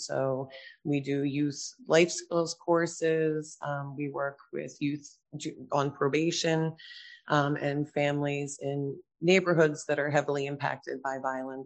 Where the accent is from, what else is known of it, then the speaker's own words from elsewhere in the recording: New Jersey, United States; We attended a lot of churches around South Jersey